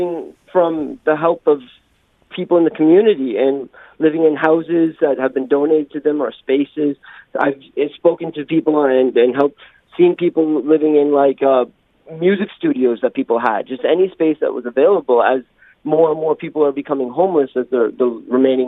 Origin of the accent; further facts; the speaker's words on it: Canada; now in Jeju, South Korea; I'm a Waygukan. I'm from Canada